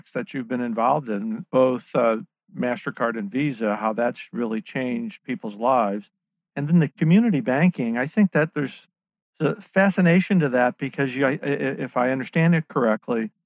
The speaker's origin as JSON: {"language": "English", "region": "Missouri", "country": "United States", "said": "I'm from Missouri"}